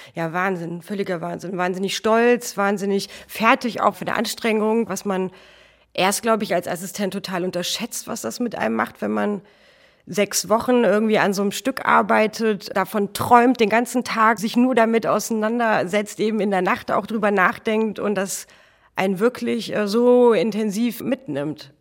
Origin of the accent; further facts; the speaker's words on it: Hofgeismar, Hesse, Germany; now in Hamburg, Germany; ich komme aus der Nähe von Kassel, aus Hofgeismar.